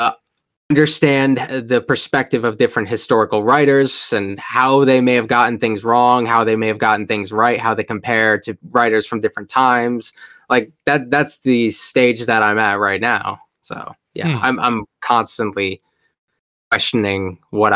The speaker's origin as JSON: {"language": "English", "region": "Rhode Island", "country": "United States", "said": "I'm from Rhode Island"}